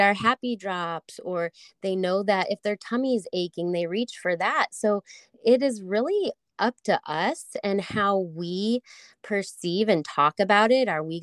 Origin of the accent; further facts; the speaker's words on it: St. Louis, Missouri, United States; moved away as an adult; also born or lived in Colorado; I grew up in St. Louis